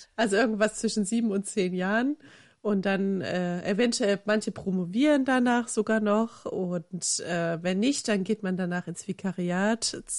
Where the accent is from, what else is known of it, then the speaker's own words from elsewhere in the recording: eastern Germany, Germany; ich komme ja aus dem Osten äh, Deutschlands